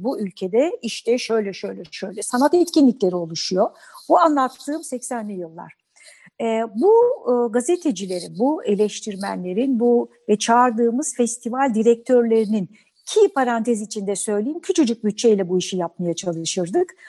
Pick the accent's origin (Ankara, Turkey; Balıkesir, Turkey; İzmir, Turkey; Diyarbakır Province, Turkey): Balıkesir, Turkey; Bandırma; ben Bandırma'da doğdum.